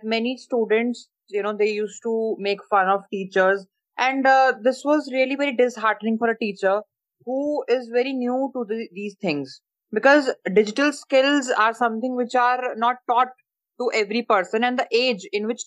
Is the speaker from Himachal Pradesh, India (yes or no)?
yes; Himachal Pradesh, India; I am from Himachal and from a village area, rural area